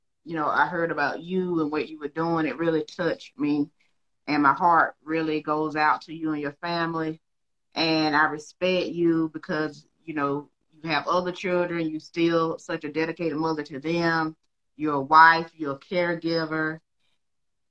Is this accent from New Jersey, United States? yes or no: no; Georgia, United States; I'm from Georgia myself